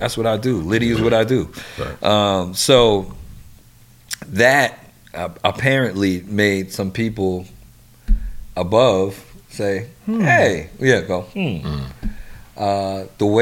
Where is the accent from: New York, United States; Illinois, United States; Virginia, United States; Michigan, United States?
New York, United States; also born or lived in Washington, D.C.; I'm from New York